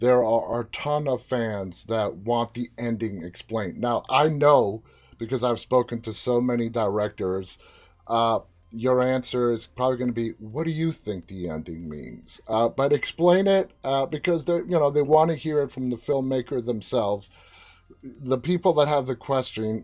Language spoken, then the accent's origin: English; New York, United States; moved away as an adult; now in Washington, D.C., United States; I'm from New York, but I'm currently in D.C.